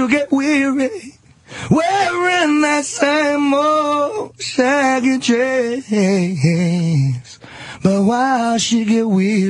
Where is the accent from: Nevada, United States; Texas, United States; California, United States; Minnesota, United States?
California, United States; Los Angeles; Saint as night, no … as I really actually from Hollywood, California. I was born in Hollywood, California.